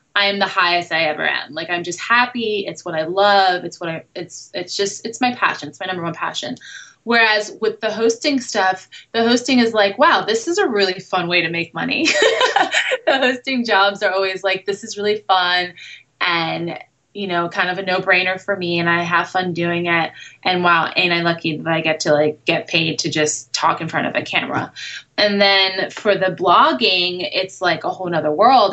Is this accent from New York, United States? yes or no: yes; New York City, New York, United States; moved away as an adult; now in Los Angeles, United States; I grew up in the city. I grew up in Brooklyn and Manhattan